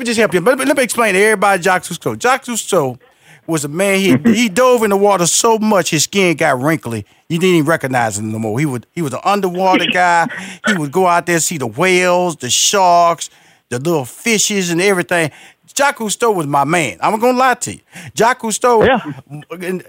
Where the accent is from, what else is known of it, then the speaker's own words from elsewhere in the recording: Houston, Texas, United States; I'm from Houston, Texas, Fifth Ward